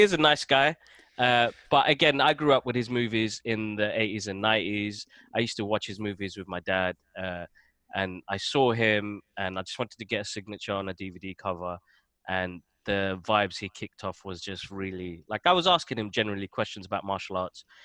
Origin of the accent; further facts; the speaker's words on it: London, United Kingdom; moved away as an adult; now in Waltham Cross, United Kingdom; I grew up in Tottenham.